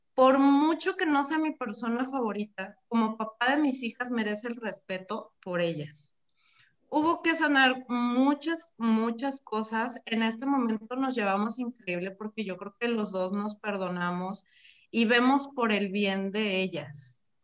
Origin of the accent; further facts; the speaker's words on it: Mexico; como mexicanos